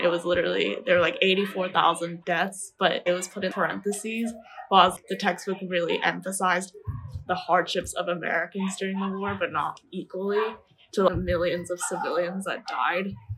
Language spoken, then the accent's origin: English; Taiwan; English is a second language; I didn't really speak English just because I grew up in Taiwan throughout my whole life